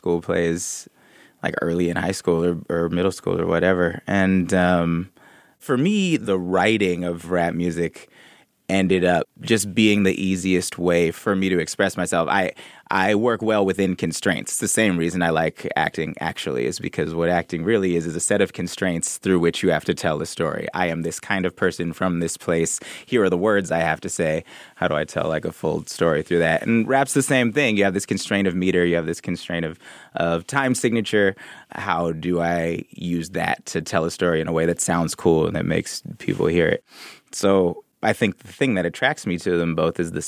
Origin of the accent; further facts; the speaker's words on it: Oakland, California, United States; I'm from the Bay Area. I used to go see puppet shows at Fairyland